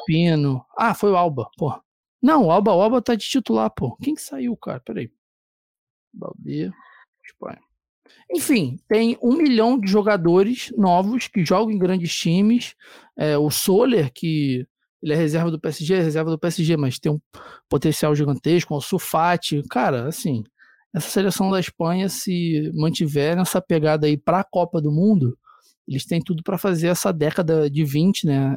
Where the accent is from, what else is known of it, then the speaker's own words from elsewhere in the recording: Rio de Janeiro, Brazil; also born or lived in São Paulo; eu sou do Rio